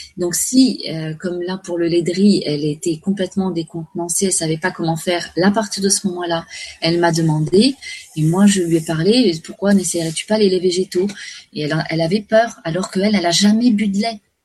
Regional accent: Paris, Île-de-France, France; je suis née à Paris

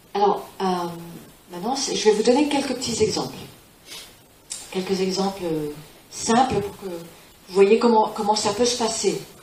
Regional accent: Spain; also born or lived in California; je suis élevée en Espagne

